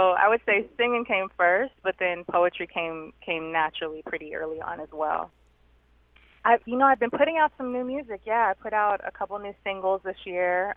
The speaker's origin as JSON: {"language": "English", "region": "Southern California", "country": "United States", "tie": "born or raised there", "said": "I'm from uh, from California, born and raised in Southern Cali"}